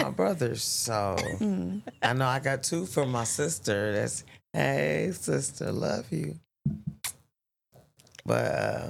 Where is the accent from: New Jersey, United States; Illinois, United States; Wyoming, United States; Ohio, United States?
Ohio, United States; Cincinnati; also born or lived in Charlotte, North Carolina; now in Las Vegas, United States; I'm originally from Cincinnati, Ohio. I've stayed in Charlotte, North Carolina. Now I'm staying here.